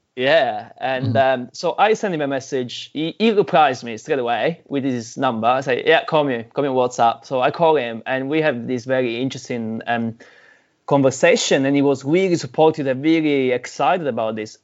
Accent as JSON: {"language": "English", "region": "Sicily", "country": "Italy", "moved": "yes", "lives_now": "New Zealand", "said": "I'm Italian, right? I'm from Sicily, Italian"}